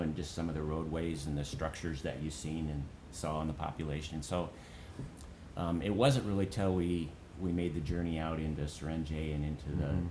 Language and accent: English; Charles City, Iowa, United States; I grew up in Charles City, and uh, went to school at Northern Iowa.